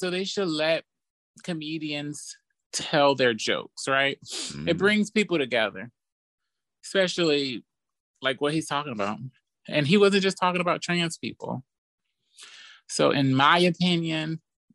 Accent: St. Louis, Missouri, United States; I'm originally from St. Louis

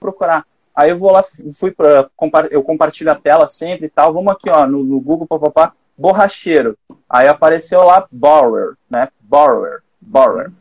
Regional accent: Gaúcho, Rio Grande do Sul, Brazil; eu sou gaúcho

